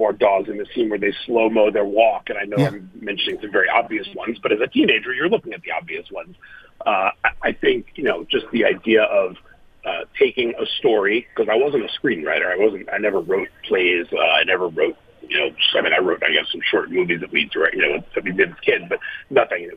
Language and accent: English; New York City, New York, United States; I grew up in Manhattan, and I was not going to college in Manhattan.